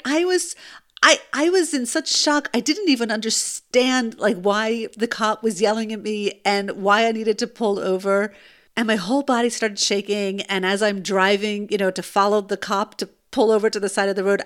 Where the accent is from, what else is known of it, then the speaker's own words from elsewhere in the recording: United States; now in Israel; I'm American